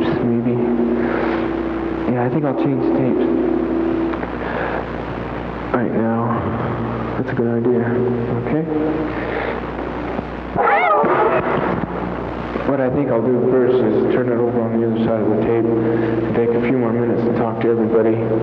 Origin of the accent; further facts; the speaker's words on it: United States; now in China; I'm the American culture